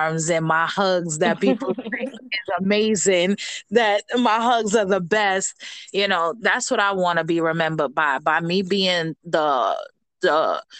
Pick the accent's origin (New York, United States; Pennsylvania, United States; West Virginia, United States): New York, United States; New York City; also born or lived in Paterson, New Jersey; moved to Spanish Harlem in the house. When I was 4 years old, and I grew up in, you know, the projects all of my life up until a few years ago